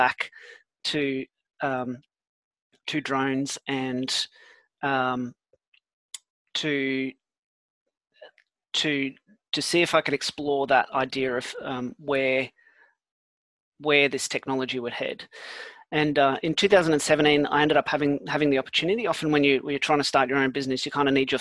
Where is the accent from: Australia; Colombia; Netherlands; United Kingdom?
Australia; also born or lived in South Africa; I was born in South Africa as well. I moved to Australia when I was 10, and when I left school, I joined the army